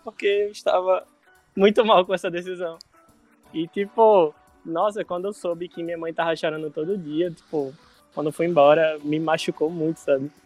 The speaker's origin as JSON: {"language": "Portuguese", "town": "Natal", "region": "Rio Grande do Norte", "country": "Brazil", "tie": "born or raised there", "also_born_or_lived": "Curitiba", "accent": "Nordestino", "moved": "as an adult", "lives_now": "Recife, Brazil", "said": "eu sou do Natal, e em 2017 eu fui chamado para trabalhar em Curitiba"}